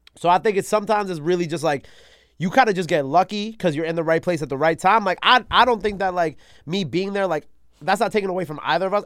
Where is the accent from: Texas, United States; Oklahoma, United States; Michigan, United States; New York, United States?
New York, United States; New York City; also born or lived in Long Island; I was born in Queens